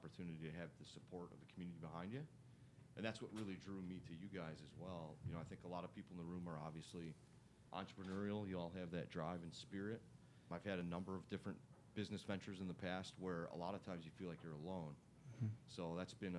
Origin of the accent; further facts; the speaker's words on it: Milwaukee, Wisconsin, United States; I'm from Milwaukee, Wisconsin